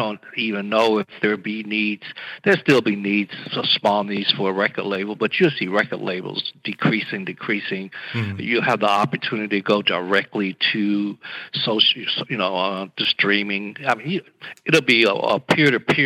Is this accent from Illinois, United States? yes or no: no; Gadsden, Alabama, United States; also born or lived in Chattanooga, Tennessee; me growing up in Gaston, Alabama